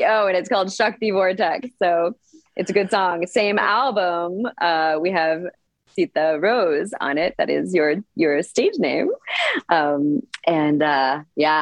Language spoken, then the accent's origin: English; Canada; also born or lived in Punjab, India (ancestry); now in Costa Rica; My parents are both from Punjab, India, from the north of India. And they came to Canada, and then I was born in Canada.